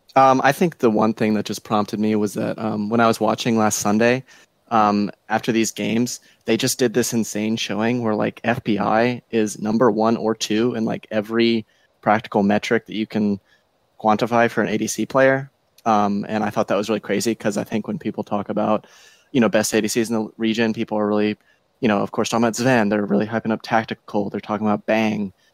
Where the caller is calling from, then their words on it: Richmond, Virginia, United States; I'm calling from Richmond, Virginia